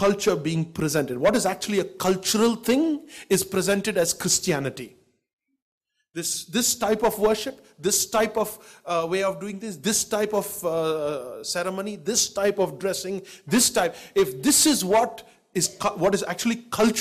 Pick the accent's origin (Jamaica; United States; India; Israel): India; Delhi; also born or lived in Bangalore; I was born in Bangalore, and I got raised in Delhi, and I've been in Delhi for 45 years.